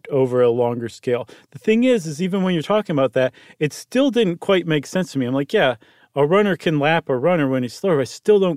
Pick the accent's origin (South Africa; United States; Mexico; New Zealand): United States; as an American.